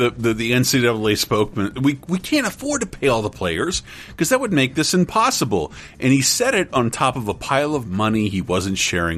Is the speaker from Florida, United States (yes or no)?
yes; Tallahassee, Florida, United States; growing up in Tallahassee, Florida